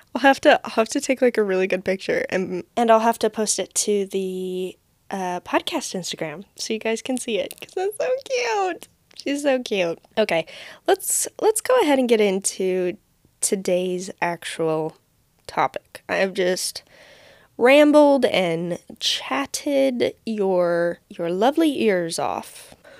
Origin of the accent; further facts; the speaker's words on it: United States; as an American